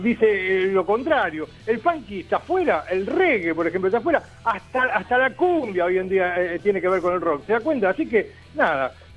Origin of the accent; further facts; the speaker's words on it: Argentina; soy argentino